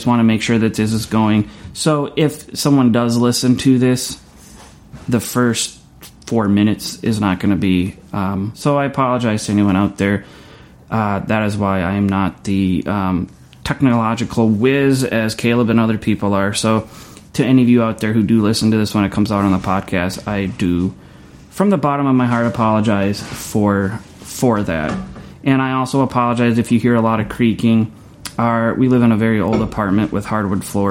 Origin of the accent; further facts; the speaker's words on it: United States; as an American and someone who's lived here my whole life in the States